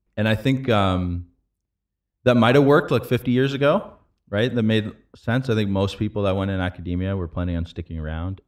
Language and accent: English; London, Ontario, Canada; moved away as an adult; now in San Francisco, United States; growing up in London, Ontario